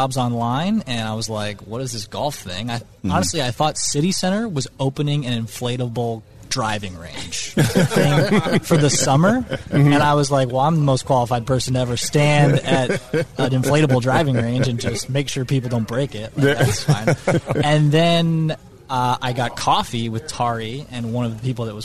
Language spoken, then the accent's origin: English; Boulder, Colorado, United States; now in Washington, United States; I grew up in Colorado playing golf